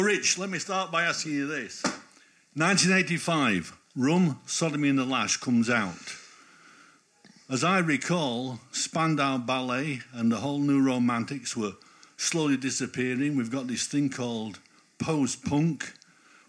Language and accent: English; Normanton, Yorkshire and the Humber, United Kingdom; now in Harrogate, United Kingdom; I'm from Normanton